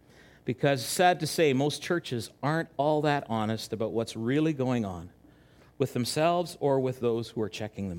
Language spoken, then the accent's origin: English; Chilliwack, British Columbia, Canada; moved away; also born or lived in Winnipeg; I grew up in Chilliwack